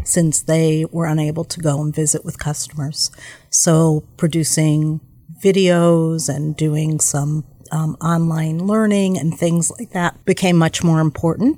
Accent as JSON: {"language": "English", "region": "New York", "country": "United States", "moved": "yes", "lives_now": "Milwaukee, United States", "said": "I'm originally from New York"}